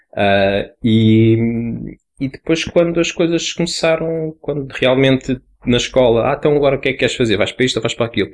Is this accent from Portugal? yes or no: yes; Lisbon, Portugal; eu fiz o nono ano nos Olivais, de onde eu sou